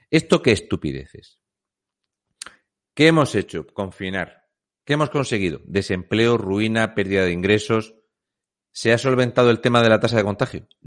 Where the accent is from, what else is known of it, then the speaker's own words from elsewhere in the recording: Fuente Álamo, Region of Murcia, Spain; Muy buenas … soy de Fuente Álamo de Murcia.